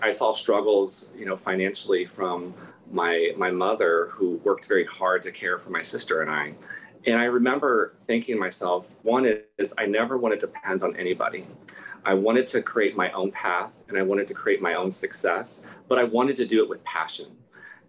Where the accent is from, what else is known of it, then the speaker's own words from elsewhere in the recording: Ohio, United States; moved away; I grew up in Ohio and I have now lived in 6 states.